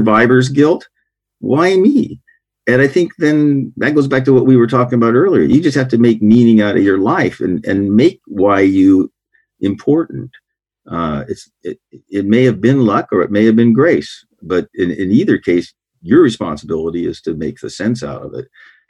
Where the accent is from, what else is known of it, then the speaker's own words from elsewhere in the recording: Oregon coast, United States; I grew up on the Oregon coast